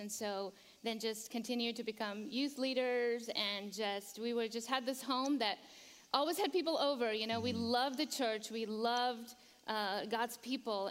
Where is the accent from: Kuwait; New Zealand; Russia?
Kuwait; now in Charlotte, United States; So we grew up in Kuwait. You know, our parents. Uh, immigrated from uh, from Pakistan, and uh, we, the, you know, mom and dad just kind of set their roots in in uh, in Kuwait, and uh, we were all born there